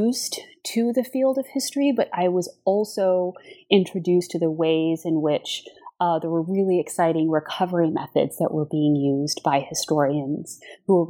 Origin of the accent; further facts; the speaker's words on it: Uvalde, Texas, United States; I grew up in South Texas in a small rural community called Uvalde.